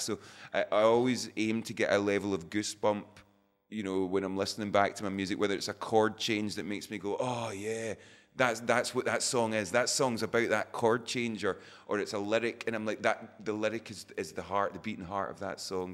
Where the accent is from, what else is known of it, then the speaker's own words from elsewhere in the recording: Scotland, United Kingdom; we're always described as Scottish rock band